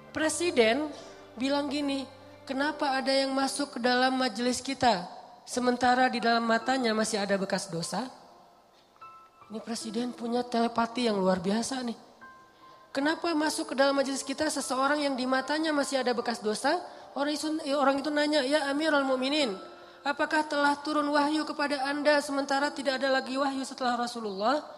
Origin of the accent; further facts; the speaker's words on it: Aceh, Indonesia; now in Bandung, Indonesia; saya aja orang Aceh